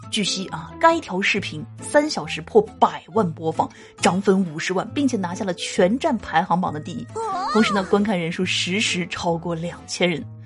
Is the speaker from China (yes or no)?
yes; Guangdong, China; 身为广东人